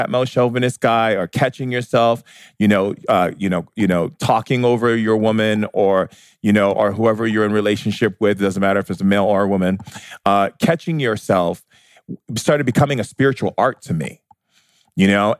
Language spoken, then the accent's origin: English; United States; me being an American